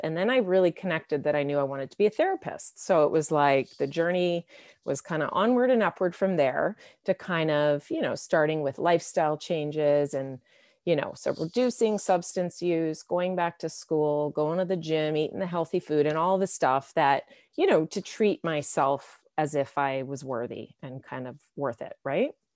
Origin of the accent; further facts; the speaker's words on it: Canada; I'm from Canada